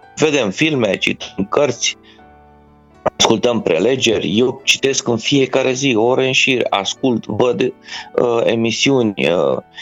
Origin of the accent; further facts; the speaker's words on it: Romania; sunt mândru că sunt român